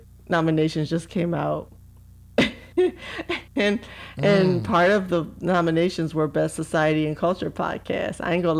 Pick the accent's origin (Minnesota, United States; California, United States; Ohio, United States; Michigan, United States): Ohio, United States; Cleveland; I'm from Cleveland.